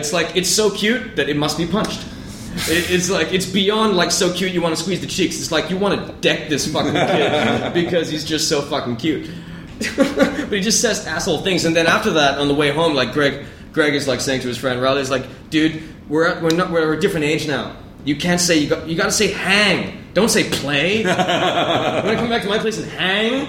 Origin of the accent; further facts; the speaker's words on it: Ireland; I'm Irish